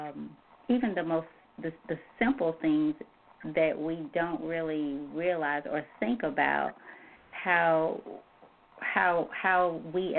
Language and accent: English; the South, United States; I grew up in the South, I now need to stay in the South